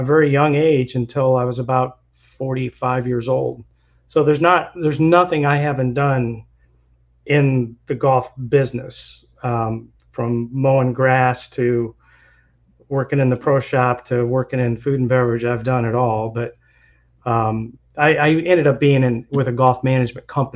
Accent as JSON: {"language": "English", "region": "Illinois", "country": "United States", "tie": "born or raised there", "moved": "as an adult", "lives_now": "Florida, United States", "said": "I'm actually from Illinois. I grew up in middle farm country in Illinois"}